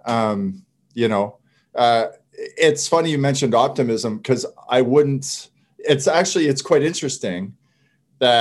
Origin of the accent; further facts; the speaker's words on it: Canada; I'm French Canadian